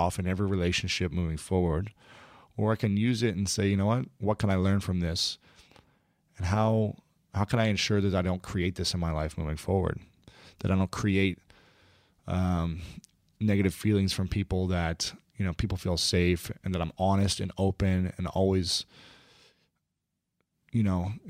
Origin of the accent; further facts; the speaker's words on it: Ohio, United States; Yeah. Ohio.